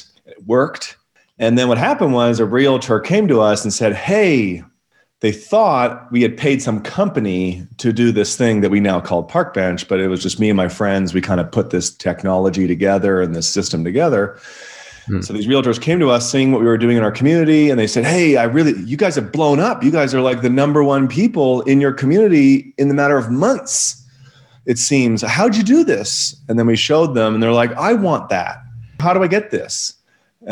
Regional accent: Vancouver, British Columbia, Canada; moved away as an adult; now in Okanagan Valley, Canada; I am originally from Vancouver, British Columbia, Canada

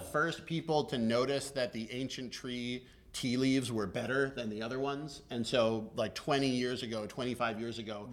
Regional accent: Boston, Massachusetts, United States; moved away as an adult; also born or lived in Beijing; you came up in the Boston scene, which, oh, is, yeah. which is my hometown

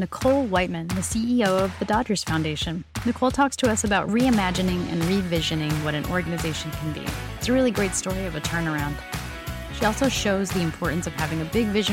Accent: Boston, Massachusetts, United States; my hometown team, the Red Sox

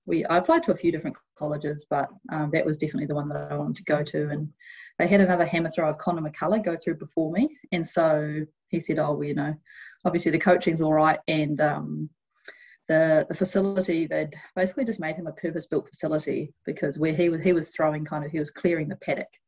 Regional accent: New Zealand; did a heap of research into the cr- recruitment process, which as a Kiwi can be a bit intimidating

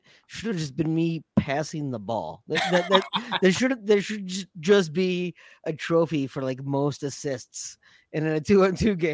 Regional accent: Iowa, United States; Growing up in Iowa

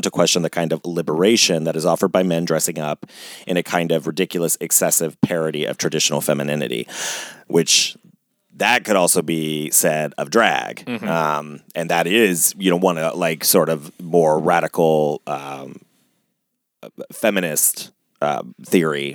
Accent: Ohio, United States; I grew up in Ohio

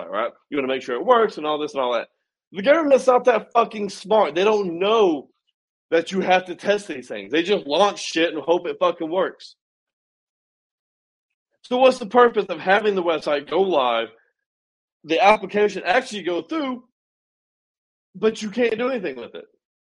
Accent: United States; I'm an American

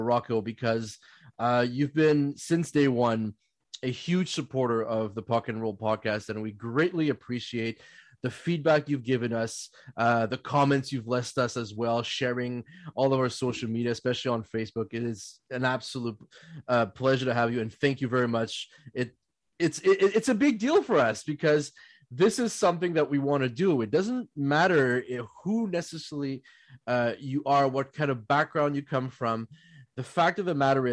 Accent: Canada

